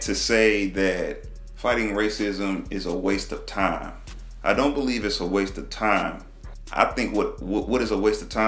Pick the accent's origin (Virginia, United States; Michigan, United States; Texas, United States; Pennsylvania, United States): Texas, United States; I'm from Texas, man. You know, in Texas, we kind of relate with the South first